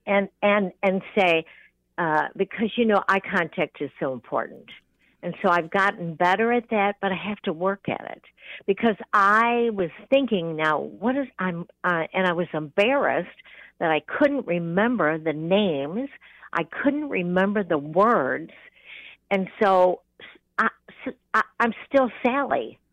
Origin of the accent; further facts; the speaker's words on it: California, United States; I was born in California